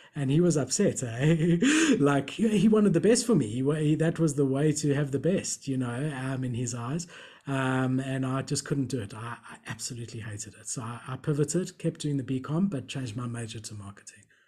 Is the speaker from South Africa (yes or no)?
yes; Johannesburg, Gauteng, South Africa; also born or lived in Melbourne, Australia; I was born in Melbourne, so I've got a blue passport. And when I was about seven years old, my parents immigrated back to South Africa